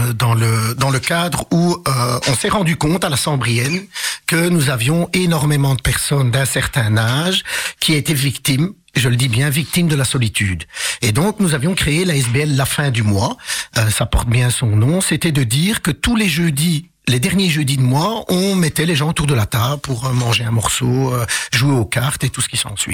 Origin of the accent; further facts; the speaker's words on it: Charleroi, Wallonia, Belgium; also born or lived in Casablanca, Morocco; j'ai grandi à Couillet